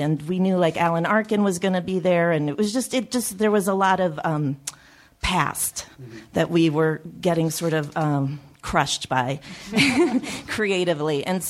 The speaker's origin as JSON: {"language": "English", "town": "Chicago", "region": "Illinois", "country": "United States", "tie": "born or raised there", "said": "I grew up in Chicago, and we went to the Second City since I was a little kid"}